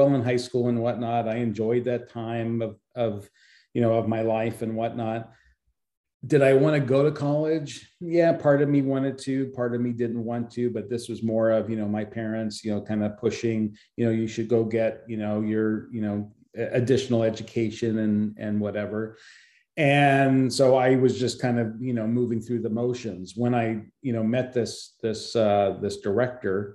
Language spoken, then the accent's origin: English; Philadelphia, Pennsylvania, United States; moved away; also born or lived in California; I had moved to California from back east, because I was born in Philadelphia